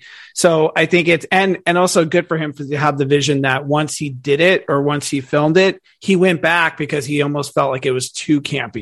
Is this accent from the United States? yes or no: yes; California, United States; I'm from California. So seeing the coast and seeing that was like, I miss that.